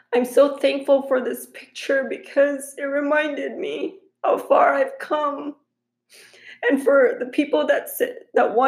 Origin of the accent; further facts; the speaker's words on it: Philippines; moved away; when we were growing up in the Philippines